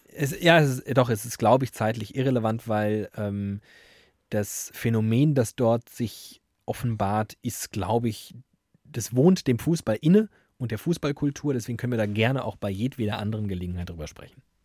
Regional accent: Frankfurt, Hesse, Germany; als gebürtiger Sachsenhäuser, Stadtteil von Frankfurt

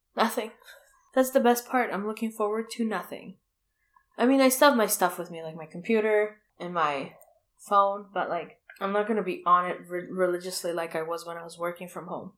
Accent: Toronto, Ontario, Canada; moved away; I'm from Toronto

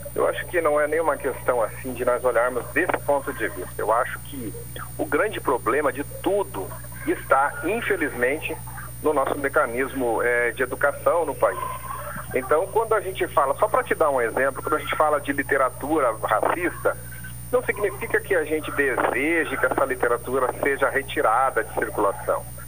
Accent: Paraná, Brazil; moved away; principalmente lá na minha terra, eu sou paranaense, falava-se muito do criado mudo

